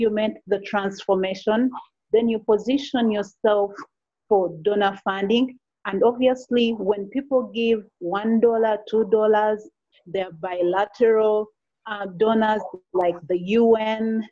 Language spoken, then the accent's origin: English; Uganda; I am from Uganda